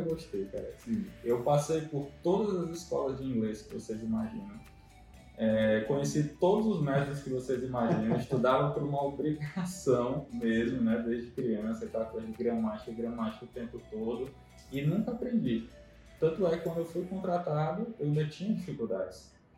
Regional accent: Brasília, Federal District, Brazil; moved away as an adult; also born or lived in Maceió, Alagoas; now in São Luís, Brazil; mas eu sou de Brasília

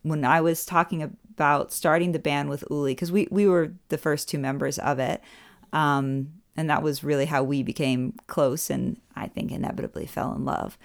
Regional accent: Orlando, Florida, United States; moved away as an adult; now in Germany; I'm from Orlando, Florida

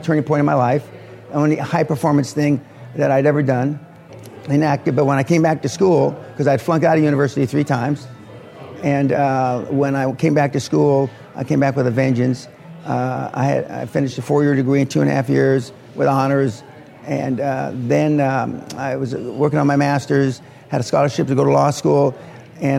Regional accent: Los Angeles, California, United States; also born or lived in Jacksonville, Florida; now in Scotland; I was born in Jacksonville, Florida, right at the end of World War II. And I was raised in Los Angeles, outside Los Angeles, initially in East L.A.

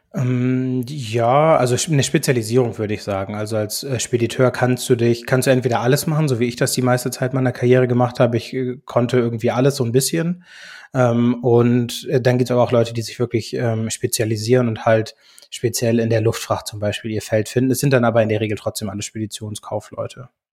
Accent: Germany; also born or lived in United States; gebürtig aus den USA, bin aber als Kind schon nach Deutschland gekommen

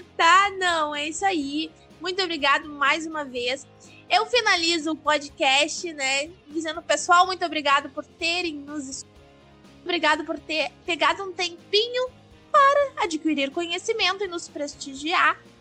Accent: Gaúcha, Rio Grande do Sul, Brazil; eu sou gaúcha

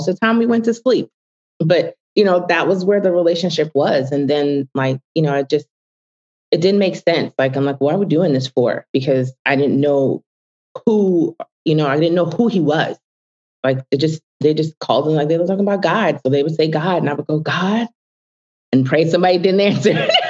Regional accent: Alabama, United States; now in New York, United States; growing up, you know, being a New Yorker, a transplant, you know, from Alabama

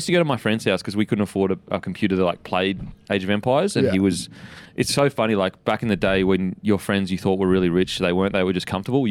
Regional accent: Mudgeeraba, Queensland, Australia; Born and raised, Mudgerah.

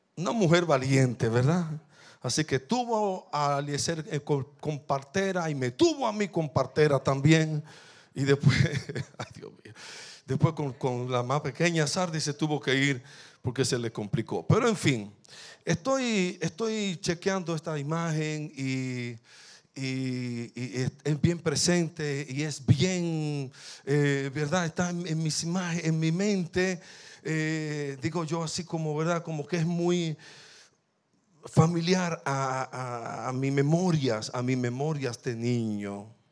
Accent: La Romana, Dominican Republic; Yo nací en un batey del Central Romana, que no ni siquiera, ni siquiera tiene nombre

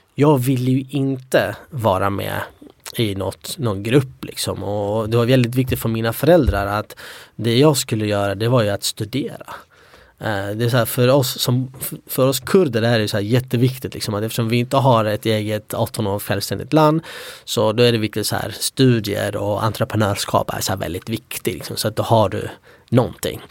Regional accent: Sweden; also born or lived in Iraqi Kurdistan; vi var ju utspridda i Sverige

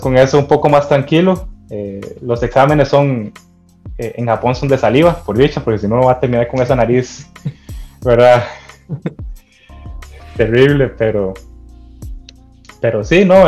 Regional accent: Costa Rica; soy un costarricense más

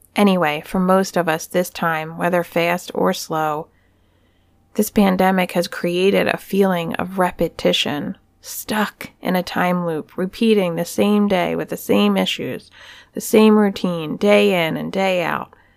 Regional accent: Pennsylvania, United States; Punxsutawney, Pennsylvania, my home state.

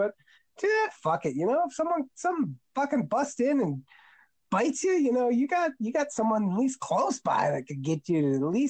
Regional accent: Ohio, United States; I am from Ohio

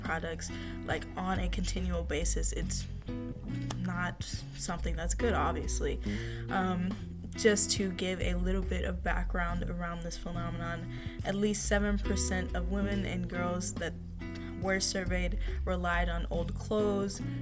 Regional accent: United States; I am American

